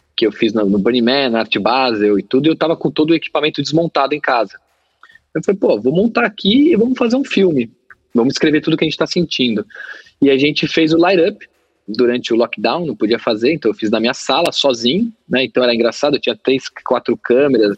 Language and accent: Portuguese; Brazil; a gente é brasileiro